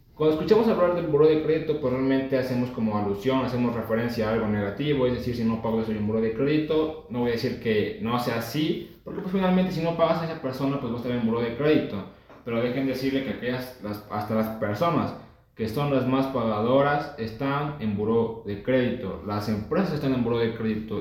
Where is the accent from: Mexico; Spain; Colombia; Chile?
Mexico; pues como mexicano